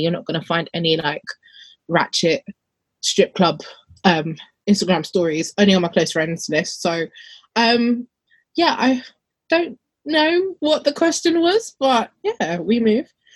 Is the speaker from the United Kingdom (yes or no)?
yes; London, United Kingdom; I'm more from London